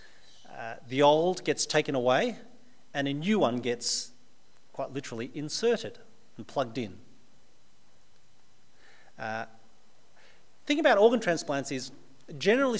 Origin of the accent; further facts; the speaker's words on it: Australia; But I'm also very Australian. I was born in Australia. I've lived all my life in Australia